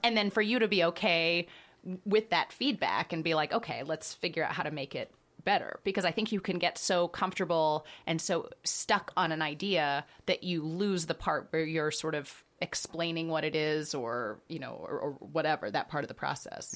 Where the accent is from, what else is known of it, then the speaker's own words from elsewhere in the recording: Dallas, Texas, United States; moved away as an adult; also born or lived in Boston / Chicago; I'm from Dallas